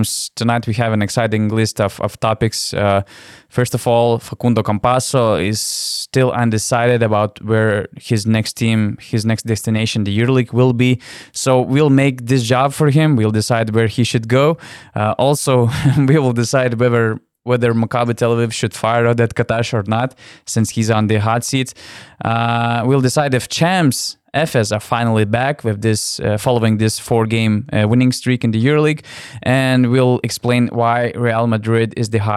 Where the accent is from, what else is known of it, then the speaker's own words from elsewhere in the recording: Lithuania; I'm coming from Lithuania